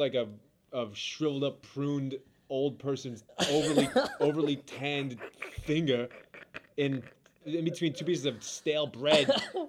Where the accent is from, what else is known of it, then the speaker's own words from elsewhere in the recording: New York City, New York, United States; Brooklyn, New York, baby.